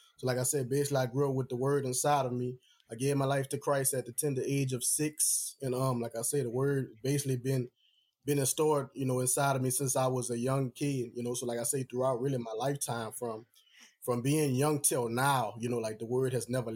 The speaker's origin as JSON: {"language": "English", "town": "New Orleans", "region": "Louisiana", "country": "United States", "tie": "born or raised there", "said": "New Orleans is originally my hometown"}